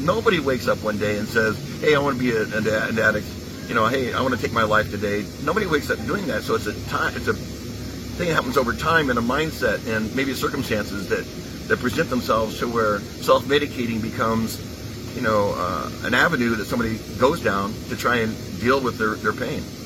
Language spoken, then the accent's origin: English; Southern California, United States; moved away as an adult; also born or lived in Texas / Utah / Detroit; I was born in Texas, but I, I grew up in Southern California